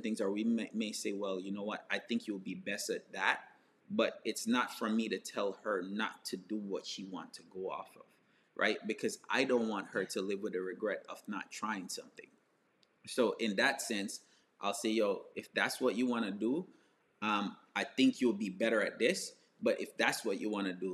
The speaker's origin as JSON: {"language": "English", "country": "Jamaica", "tie": "born or raised there", "moved": "yes", "said": "I grew up in Jamaica"}